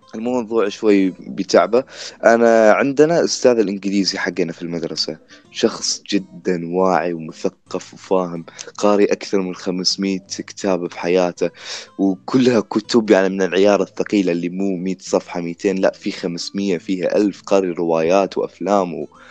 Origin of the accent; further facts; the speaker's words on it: Iraq; عندنا في العراق